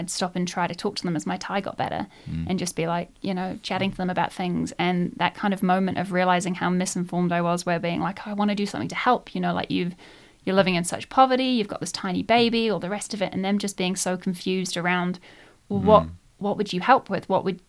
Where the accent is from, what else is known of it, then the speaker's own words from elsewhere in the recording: Nelson, New Zealand; also born or lived in United Kingdom / Bangkok; I grew up in Nelson. So I spent about 12 years doing all of my high school growing up in Nelson.